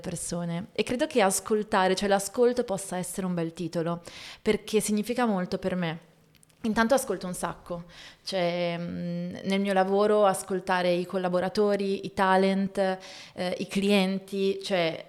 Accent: Voghera, Lombardy, Italy; also born or lived in Milan; vivere a Voghera, dove mm, sono cresciuta in provincia di Pavia

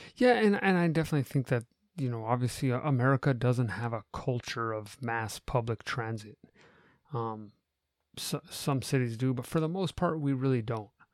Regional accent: United States; as an American

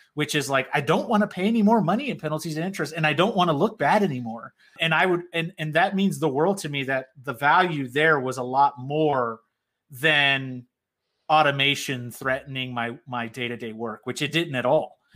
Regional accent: South Florida, United States; Puerto Rican background, born and raised in South Florida

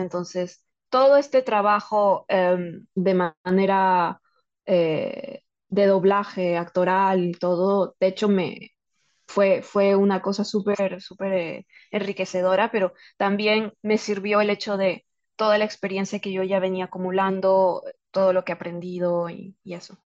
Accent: Peru; poder ser embajadora de nuestra cultura y de nuestro idioma eh, en, para un videojuego que tiene un alcance mundial. Y de hecho esto pone a Perú en el mapa

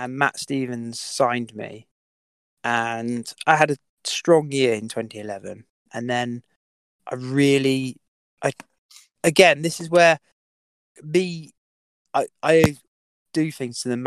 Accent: United Kingdom; being a British rider, …

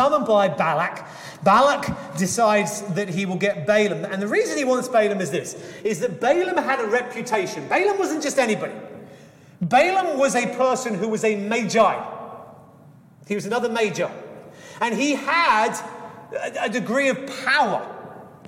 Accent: England, United Kingdom; I grew up in England

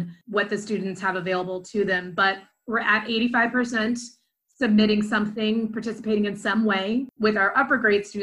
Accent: Dayton, Ohio, United States; also born or lived in Chicago / Northwest Indiana; I moved back to Dayton, my hometown

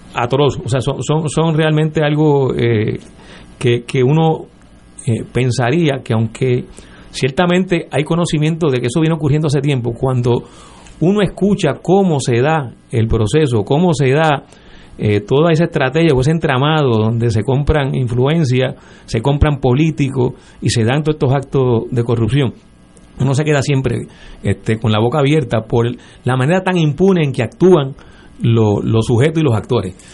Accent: San Juan, Puerto Rico; no soy de Guaynabo, eh, nací en Río Piedra, que luego lo fusionaron con San Juan

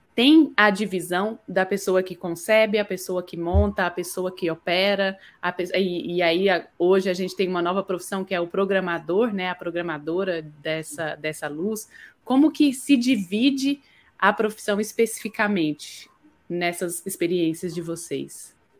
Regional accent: interior of Minas Gerais, Brazil; eu que sou do interior de Minas Gerais

